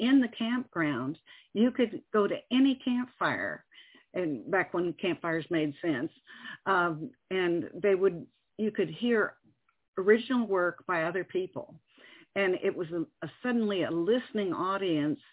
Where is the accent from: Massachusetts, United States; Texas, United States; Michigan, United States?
Texas, United States; moved away as an adult; also born or lived in New York; now in Northwest Arkansas, United States; I was born in New York, raised in Texas mostly, and have traveled all over